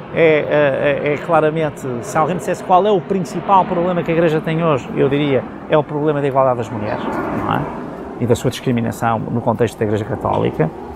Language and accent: Portuguese; Portugal; adoro ser português